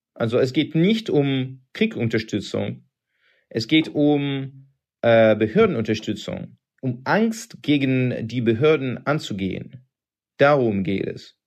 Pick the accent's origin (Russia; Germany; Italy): Russia; German is a second language; bei uns in Russland